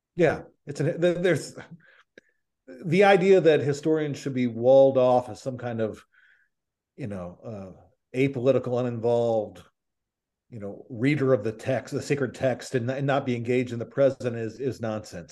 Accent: Nashville, Tennessee, United States; I'm from Nashville

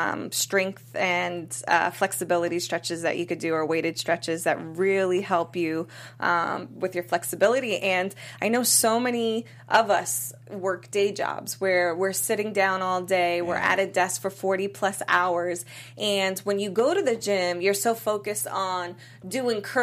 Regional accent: Massachusetts, United States; now in California, United States; I'm from Massachusetts

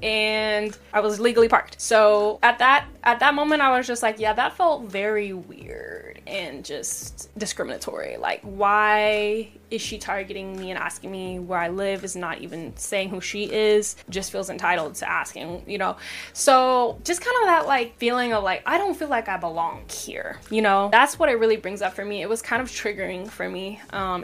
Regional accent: Washington, United States; also born or lived in Seattle; I grew up in Washington, but not specifically Seattle, but I grew up in Washington

